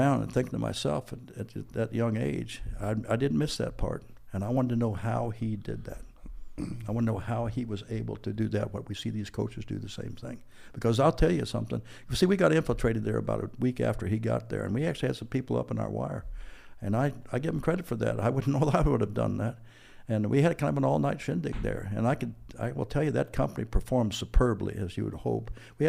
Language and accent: English; Washington, District of Columbia, United States; also born or lived in Indianapolis, Indiana; I grew up in the East Coast in Washington, D.C., in Indianapolis.